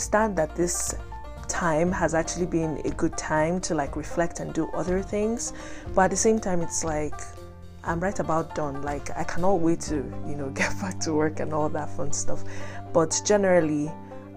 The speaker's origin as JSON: {"language": "English", "country": "Nigeria", "moved": "yes", "said": "in Nigeria, my home country"}